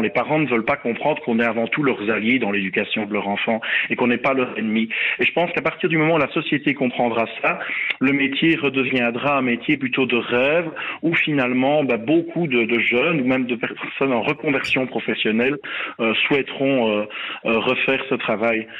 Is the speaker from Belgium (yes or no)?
yes; Belgium; chez nous en Belgique